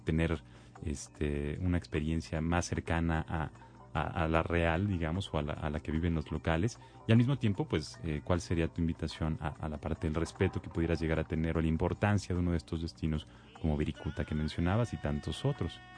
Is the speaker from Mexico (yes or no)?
yes; Mexico; los mexicanos